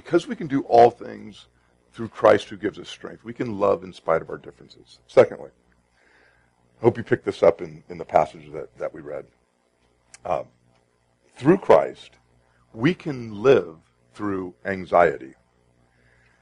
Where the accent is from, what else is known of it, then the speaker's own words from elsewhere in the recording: Sacramento, California, United States; now in Arizona, United States; I grew up in Sacramento